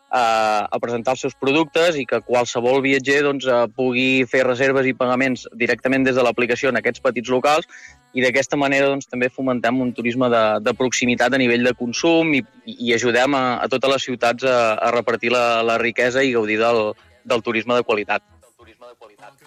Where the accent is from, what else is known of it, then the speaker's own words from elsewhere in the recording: Girona, Catalonia, Spain; jo sóc de Girona